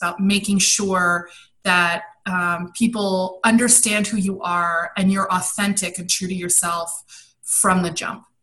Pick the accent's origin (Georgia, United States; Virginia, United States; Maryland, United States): Maryland, United States; also born or lived in Brussels, Belgium / London, United Kingdom; So I was born in Brussels, Belgium, and then uh, we moved on when I was four to London. So I grew up overseas, and then at, as when I was ten, we moved to Washington D.C., just outside of Washington D.C. in Maryland.